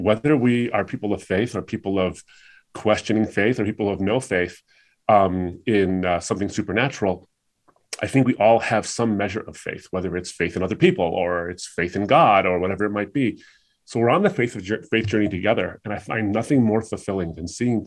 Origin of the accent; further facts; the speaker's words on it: United States; I was raised in the United States, but I come from a Muslim background